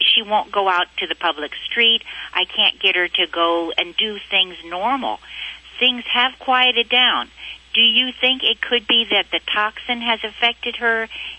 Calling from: Westlake Village, California, United States; Westlake Village, California.

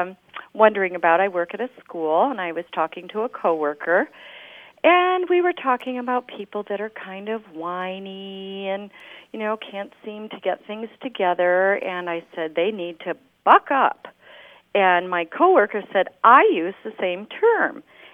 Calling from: Cardiff by the Sea, California, United States; Hello, this is …. I'm calling from Cardiff by the Sea, California.

